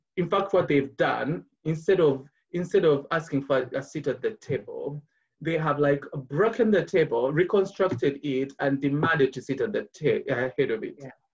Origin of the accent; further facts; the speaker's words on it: Kampala, Central Region, Uganda; moved away as an adult; now in London, United Kingdom; I'm a Ugandan. I was born and raised in Kampala.